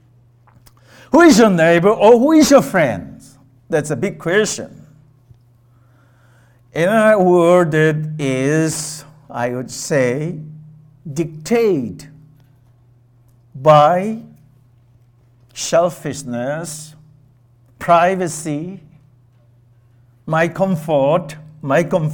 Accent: India; moved away as an adult; I grew up, I was born in India, raised in India, part of my younger days, and then privileged enough to come over here and get my education

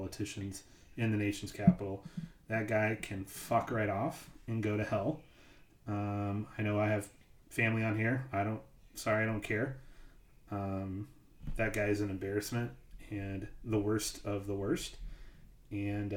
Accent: United States; as an American

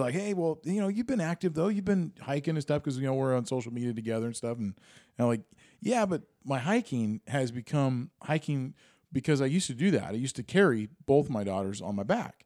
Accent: Granite Falls, Washington, United States; I grew up in Granite Falls

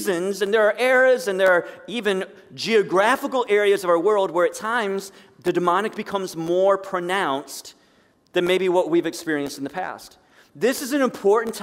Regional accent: Sandusky, Ohio, United States; And I grew up in Sandusky.

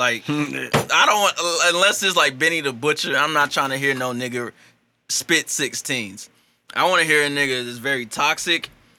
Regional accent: St. Louis, Missouri, United States; my St. Louis pride.

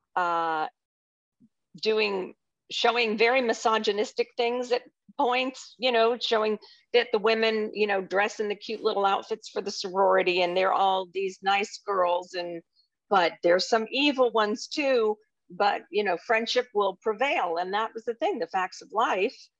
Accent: Orlando, Florida, United States; also born or lived in Youngstown, Ohio / Winter Park, Florida; I grew up in Orlando, basically. We moved here in sixty-nine

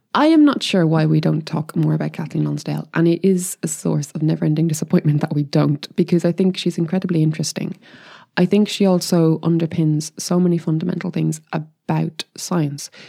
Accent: Ireland; I'm Irish as well

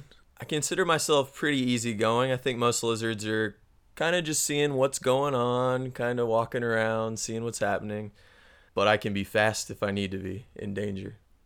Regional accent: Missouri, United States; moved away as an adult; now in Chile; growing up in Missouri, it was very common to have snakes around

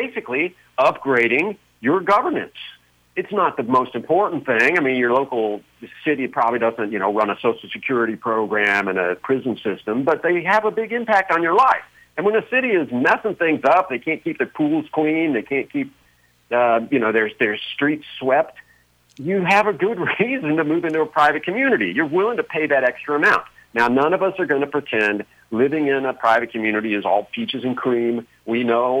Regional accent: United States; my home country

